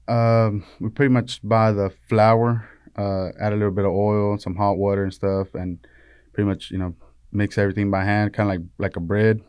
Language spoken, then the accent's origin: English; Río Bravo, Tamaulipas, Mexico; now in Metter, United States; we're from Tamaulipas, from, uh, Río Bravo